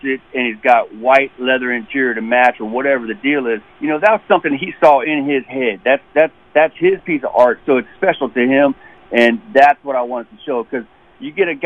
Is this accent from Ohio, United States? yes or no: no; Prince George's County, Maryland, United States; moved away as an adult; also born or lived in West Virginia (family); P.G. County, that's where I was born and raised